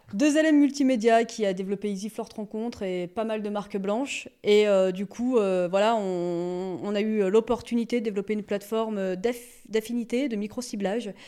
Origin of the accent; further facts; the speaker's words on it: Ambilly, Auvergne-Rhône-Alpes, France; also born or lived in Grenoble / Lyon; je suis née à la frontière euh, suisse. J'ai grandi euh, à Ambi.